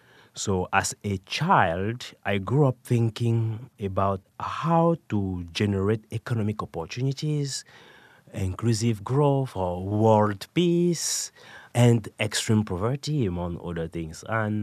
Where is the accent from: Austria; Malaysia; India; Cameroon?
Cameroon; also born or lived in France / Canada / United Kingdom; now in United States; I was born in Cameroon and raised in Cameroon, France, Canada, before coming to the United States and spent some time in the United Kingdom as well.